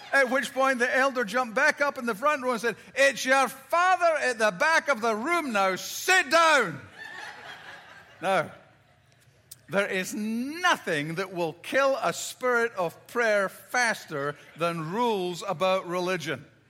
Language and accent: English; Scotland, United Kingdom; growing up in Scotland, I've got four brothers and sisters